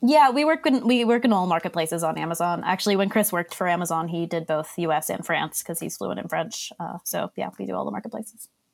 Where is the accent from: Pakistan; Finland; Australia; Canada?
Australia; accent: Boston mixed with Australian; now in Boston, United States; Originally, I grew up in Australia.